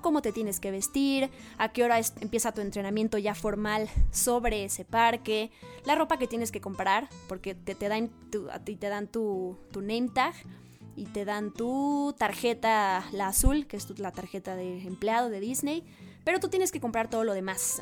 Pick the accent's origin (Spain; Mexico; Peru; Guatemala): Mexico; moved away as an adult; me regresan a México.